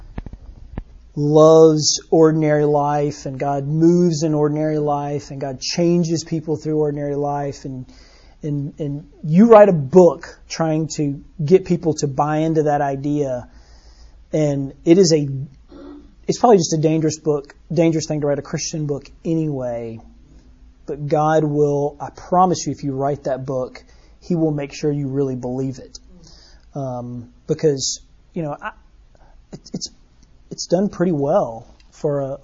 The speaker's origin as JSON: {"language": "English", "town": "Birmingham", "region": "Alabama", "country": "United States", "tie": "born or raised there", "said": "I grew up here in Birmingham on the north side of town"}